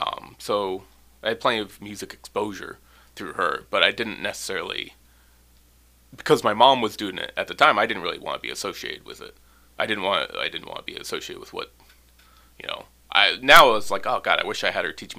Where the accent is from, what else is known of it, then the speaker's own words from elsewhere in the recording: Gravina Island, Alaska, United States; also born or lived in Ketchikan, Alaska; I grew up on Gravina, the southern tip of Gravina.